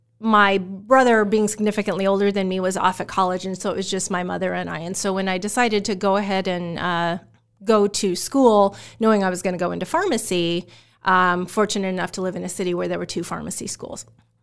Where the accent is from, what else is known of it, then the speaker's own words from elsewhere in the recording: Omaha, Nebraska, United States; also born or lived in Utah / Oregon; So I'm an Omaha kid. I was born in Utah, lived in Oregon for a little while, but by the time I hit the kindergarten years, I was here in Omaha. So I grew up in Millard.